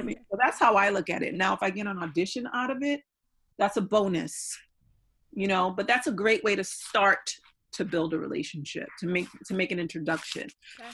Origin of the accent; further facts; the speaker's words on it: New York, United States; I'm going back home because I'm from New York